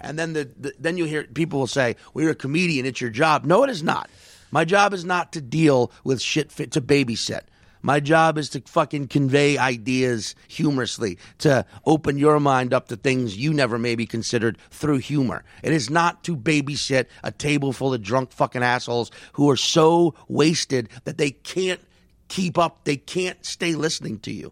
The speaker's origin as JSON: {"language": "English", "region": "New York", "country": "United States", "said": "I'm from New York"}